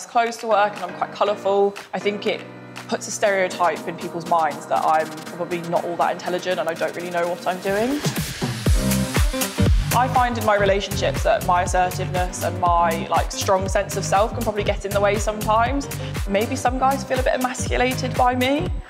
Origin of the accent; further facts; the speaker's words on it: Oxford, South East England, United Kingdom; I'm 25 years old, I'm a civil servant and I'm from Oxford.